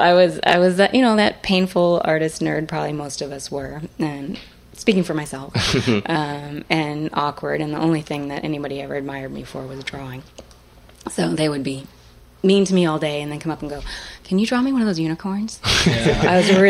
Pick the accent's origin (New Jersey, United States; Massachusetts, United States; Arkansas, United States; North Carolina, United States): Massachusetts, United States; Salem; Yep, I grew up in Salem, Massachusetts.